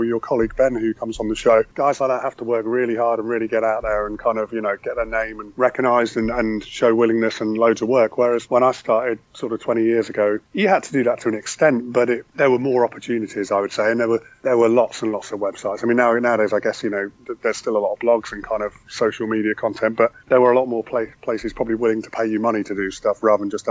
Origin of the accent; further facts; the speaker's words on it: Aldbourne, South West England, United Kingdom; moved away as an adult; now in London, United Kingdom; I'm originally from Wiltshire. I'm from Aldbourne, I grew up in, just outside Swindon.